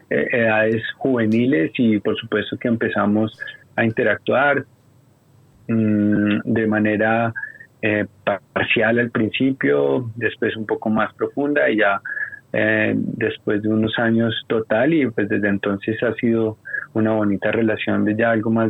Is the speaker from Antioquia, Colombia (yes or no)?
no; Bogotá, Colombia; Yo me crié y toda la vida, como le decía Brandon, he vivido en Bogotá, por allá como en el año 83